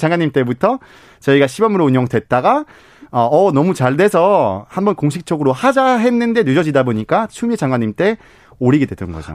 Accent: Belgium; Korean is a second language; now in South Korea; 저는 벨기에 사람이다 보니까 미트볼 너무 좋아해요

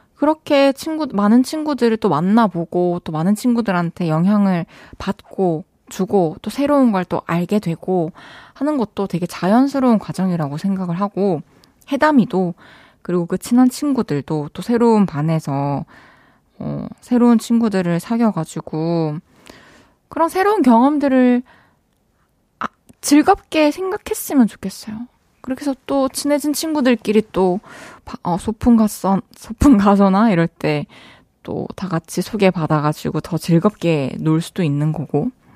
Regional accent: Changwon, South Gyeongsang, South Korea; accent: Gyeongsangnam-do dialect; moved away; also born or lived in Daegu; 저는 대구에서 이제 태어나서 네. 초중고를 네. 마산 창원 창원 마산에서 나와서 사투리는 좀 전 경상남도

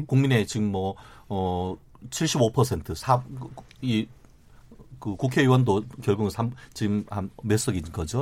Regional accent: Daegu, South Korea; moved away; also born or lived in Gwangju; 저는 개인적으로 고향이 대구입니다만

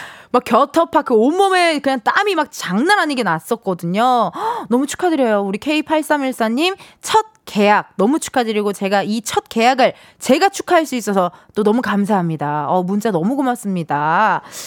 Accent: Incheon, South Korea; 제가 인천 출신이니까

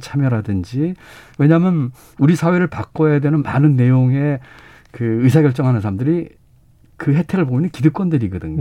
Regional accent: North Chungcheong, South Korea; moved away; 제가 이제 고향이 충북이고 충청도고

